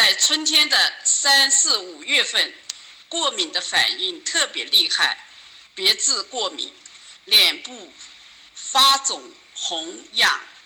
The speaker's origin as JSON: {"language": "Chinese", "region": "Zhejiang", "country": "China", "said": "我来自浙江"}